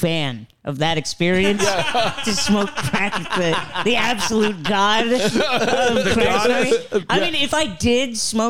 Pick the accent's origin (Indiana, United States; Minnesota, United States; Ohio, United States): Indiana, United States; moved away; also born or lived in Chicago; I claim Chicago. I was there for the last 4 years, but I'm from Indiana actually.